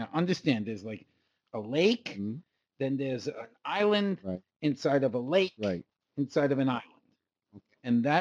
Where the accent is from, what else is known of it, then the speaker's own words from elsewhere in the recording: United States; I'm from the United States